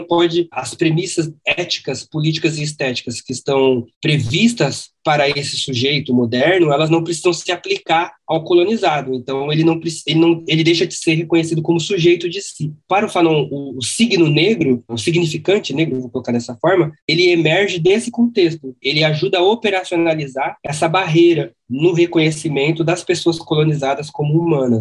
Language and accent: Portuguese; Brazil; Quando eu me vejo como, sei lá, como brasileiro, eu deixo de me ver como boliviano